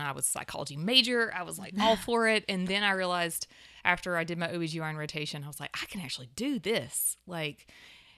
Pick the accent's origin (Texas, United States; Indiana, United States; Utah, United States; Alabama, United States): Alabama, United States; Pleasant Grove; So I grew up in Birmingham in Pleasant Grove, Alabama, which is a few miles to the west of Birmingham